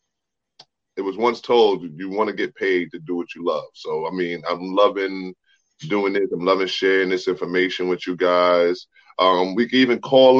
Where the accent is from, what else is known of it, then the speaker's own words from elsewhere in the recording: New York City, New York, United States; I was born in Brooklyn, raised in Brooklyn, New York